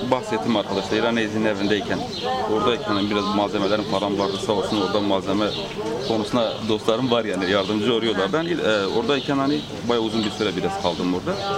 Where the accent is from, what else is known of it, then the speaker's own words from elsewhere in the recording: Diyarbakır Province, Turkey; Diyarbakırlıyım evet Diyarbakırlıyım. E, bizim köyümüz var.